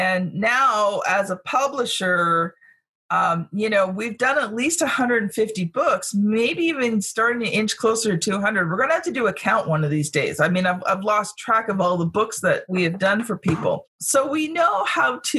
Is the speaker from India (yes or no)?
no; Canada; I'm a Canadian